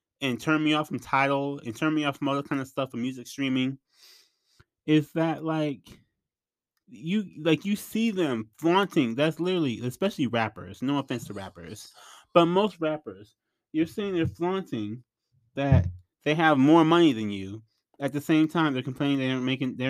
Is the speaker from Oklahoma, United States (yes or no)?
no; Flint, Michigan, United States; I'm from Flint. So I'm from Michigan in general.